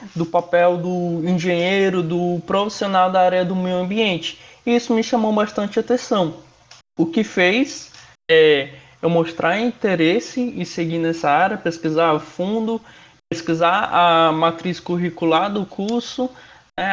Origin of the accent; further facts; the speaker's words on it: Rondônia, Brazil; moved away as an adult; also born or lived in Fortaleza; eu sou de outro estado, eu sou de Rondônia. Eu me mudei